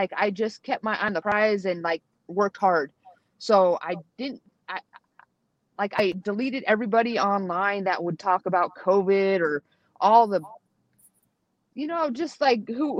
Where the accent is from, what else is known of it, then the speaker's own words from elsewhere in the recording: San Jose, California, United States; I'm from San Jose, so I support them.